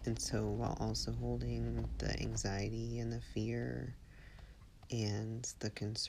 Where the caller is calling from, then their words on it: Marshfield, Massachusetts, United States; I'm calling from Marshfield, Massachusetts.